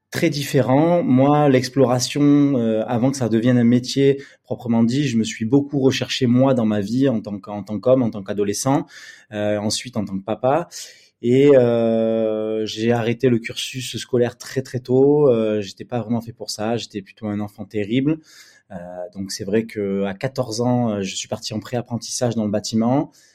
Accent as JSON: {"language": "French", "town": "Bordeaux", "region": "Nouvelle-Aquitaine", "country": "France", "tie": "born or raised there", "also_born_or_lived": "Paris", "said": "je suis retourné à Bordeaux, ma ville natale."}